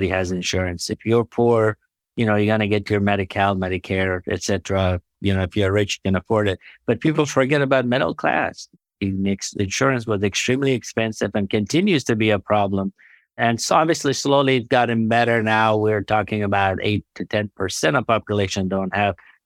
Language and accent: English; Afghanistan; now in United States; I'm from Afghanistan. I was born in a place where healthcare system was non-existent